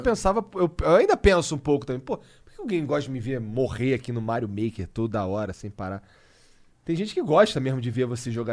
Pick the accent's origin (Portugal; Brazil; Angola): Brazil; eu sou brasileiro. Falo português.